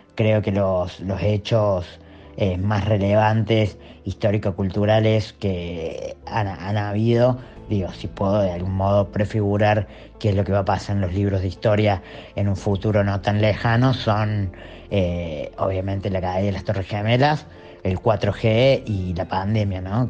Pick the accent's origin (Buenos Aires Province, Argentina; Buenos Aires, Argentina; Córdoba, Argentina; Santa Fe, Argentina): Córdoba, Argentina; soy artista y de Córdoba